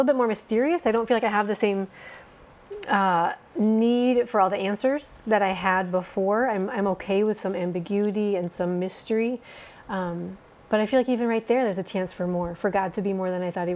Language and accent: English; Minnesota, United States; moved away as an adult; also born or lived in Somaliland; now in Djibouti, Djibouti; So I grew up in Minnesota